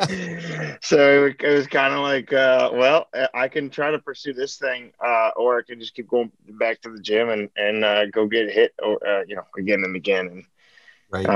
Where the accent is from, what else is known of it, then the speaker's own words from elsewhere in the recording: Montreal, Quebec, Canada; now in Nashville, United States; born and raised in Montreal, Quebec, Canada